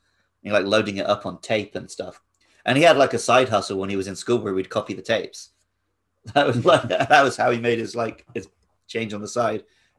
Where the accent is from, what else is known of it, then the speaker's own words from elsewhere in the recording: United Kingdom; I'm British.